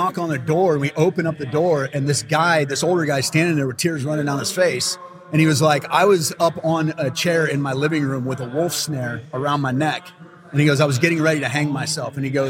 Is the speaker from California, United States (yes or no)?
no; Alaska, United States; born or raised there